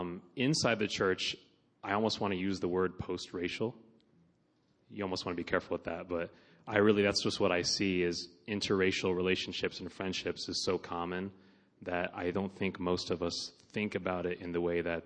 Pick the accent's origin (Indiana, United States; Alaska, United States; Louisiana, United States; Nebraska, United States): Nebraska, United States; Omaha; Born and raised here in Omaha, Nebraska. I am half African-American and half white. My dad is black. My mom is white.